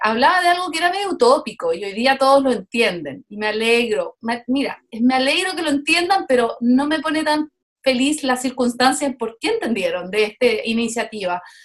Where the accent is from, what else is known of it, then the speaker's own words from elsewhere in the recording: Chile; now in Montreal, Canada; me parieron en Chile, pero llevo más de la mitad de mi vida en Canadá